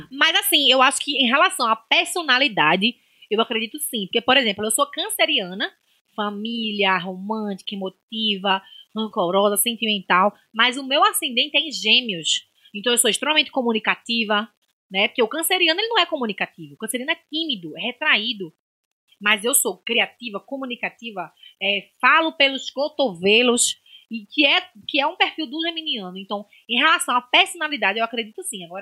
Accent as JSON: {"language": "Portuguese", "town": "Nazaré da Mata", "region": "Pernambuco", "country": "Brazil", "tie": "born there", "said": "Amo minha terra de Maracatu, nasci lá, mas eu conheço mais gente daqui do que de Nazaré"}